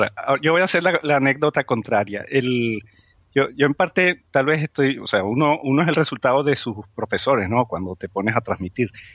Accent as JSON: {"language": "Spanish", "country": "Spain", "said": "como españoles"}